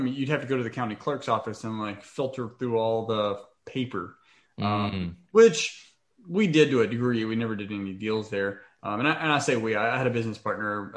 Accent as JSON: {"language": "English", "town": "Waco", "region": "Texas", "country": "United States", "tie": "born or raised there", "moved": "yes", "said": "in Waco, Texas. So that's my hometown."}